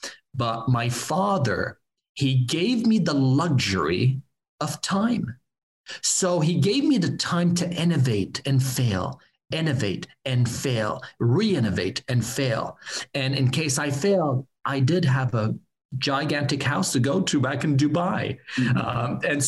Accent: Laval, Quebec, Canada; moved away; also born or lived in Montreal; I came from Montreal, Laval, in Quebec

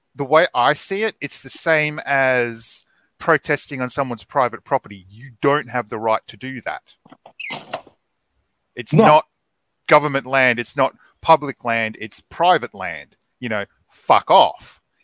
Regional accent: Australia; I'm Australian.

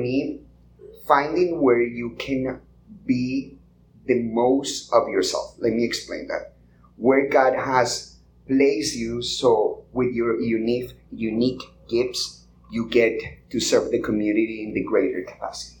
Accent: Colombia; English is a second language; now in United States; I grew up in Colombia

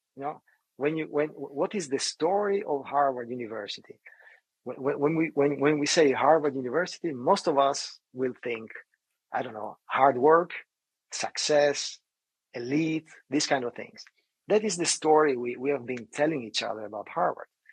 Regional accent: Italy; moved away; I grew up in Italy

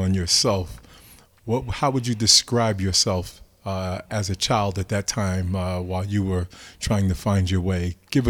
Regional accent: Hackensack, New Jersey, United States; The city of which I was born and our children were born.

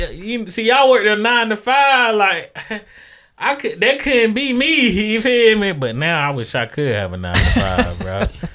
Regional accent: Atlanta, Georgia, United States; I'm from Atlanta

